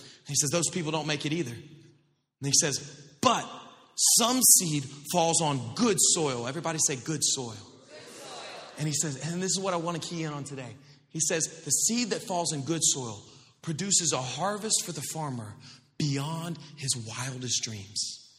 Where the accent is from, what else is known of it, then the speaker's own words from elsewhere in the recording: Florida, United States; I grew up in the South, like not South Florida. I mean, the real South, like Northwest Florida, like on up there.